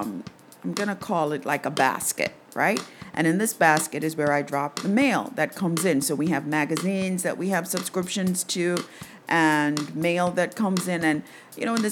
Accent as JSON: {"language": "English", "country": "Jamaica", "tie": "born or raised there", "said": "growing up in Jamaica in the 60s, 70s"}